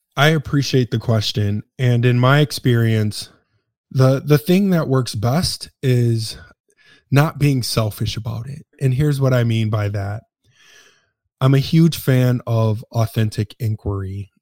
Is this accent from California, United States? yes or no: no; Detroit, Michigan, United States; moved away; I am originally from Detroit, Michigan